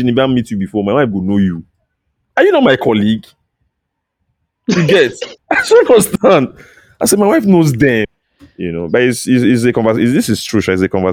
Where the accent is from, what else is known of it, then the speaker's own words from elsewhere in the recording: Nigeria; we come from Nigeria